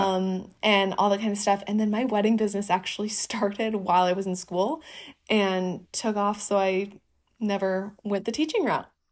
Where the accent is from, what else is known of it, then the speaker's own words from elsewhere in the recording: Northeast Wisconsin, United States; also born or lived in Vermont; now in Los Angeles, United States; I'm from a small town in Northeast Wisconsin